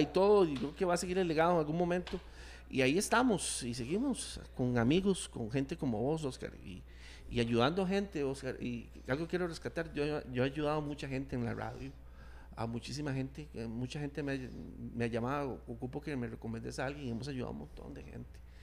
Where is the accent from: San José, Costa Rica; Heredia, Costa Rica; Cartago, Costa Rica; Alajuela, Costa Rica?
Cartago, Costa Rica; Turrialba; La radio cultural de Turrialba, donde yo nací